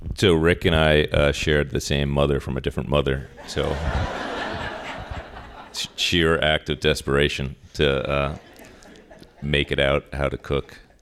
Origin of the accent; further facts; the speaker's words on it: Long Island, New York, United States; moved away as an adult; also born or lived in Manhattan / Arizona; now in Sacramento, United States; I grew up on Long Island, and I am, for those of you from New York, a bridge and tunnel person